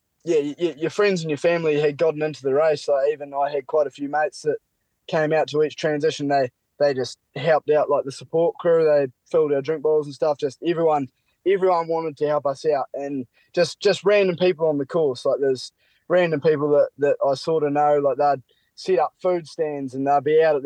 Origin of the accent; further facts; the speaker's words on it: Invercargill, Southland, New Zealand; I'm from Invercargill.